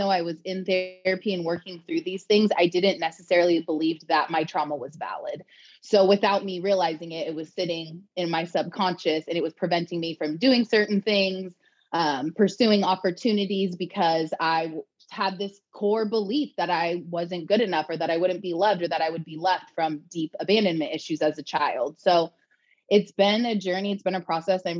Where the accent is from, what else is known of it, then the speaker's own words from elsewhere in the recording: Long Beach, California, United States; now in Austin, United States; I'm originally from Long Beach, California